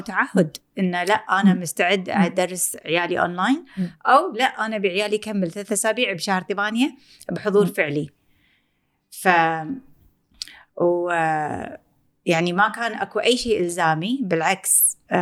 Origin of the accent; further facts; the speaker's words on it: Kuwait; احنا بالكويت